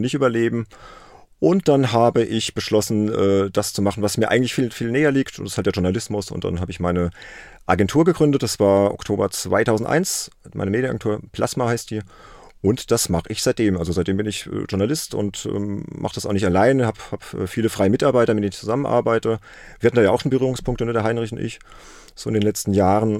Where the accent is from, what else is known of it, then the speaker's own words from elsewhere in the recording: Worms, Rhineland-Palatinate, Germany; aus Worms, das ist meine Heimatstadt